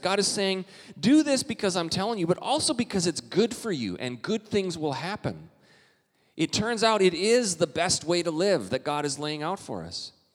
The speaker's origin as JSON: {"language": "English", "country": "Canada", "moved": "yes", "lives_now": "United States", "said": "I'm Canadian"}